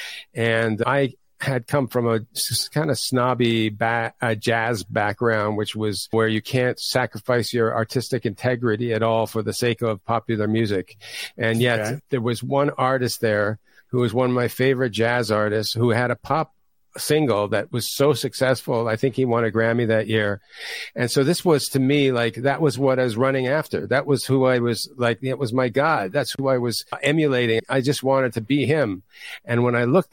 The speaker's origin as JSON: {"language": "English", "town": "Toronto", "region": "Ontario", "country": "Canada", "tie": "born or raised there", "moved": "yes", "said": "I grew up in Toronto, Canada, originally"}